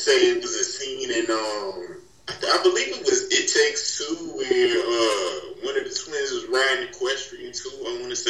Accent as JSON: {"language": "English", "region": "North Carolina", "country": "United States", "said": "More so than you might see in my home state, you know, North Carolina."}